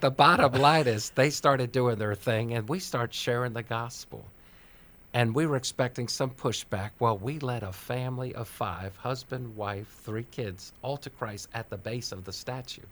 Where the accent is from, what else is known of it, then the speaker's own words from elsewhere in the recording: Washington, District of Columbia, United States; now in Maryland, United States; I was born on Capitol Hill